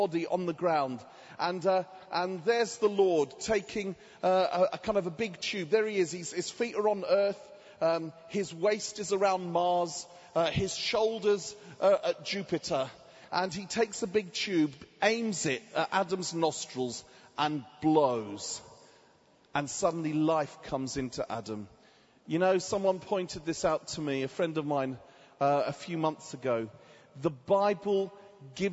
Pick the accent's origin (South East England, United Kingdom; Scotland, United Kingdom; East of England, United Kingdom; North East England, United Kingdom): East of England, United Kingdom; Watford; So I'm from England, a town just outside of Watford. Just outside of London, called Watford